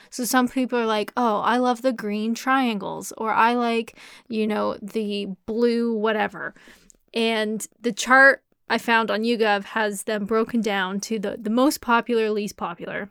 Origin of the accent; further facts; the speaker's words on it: Canada; now in Kent, United Kingdom; I'm Canadian